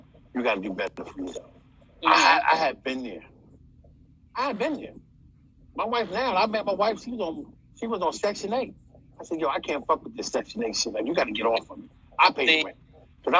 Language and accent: English; New York City, New York, United States; accent: New York; now in Virginia, United States; I'm from Brooklyn, New York, but I live in Virginia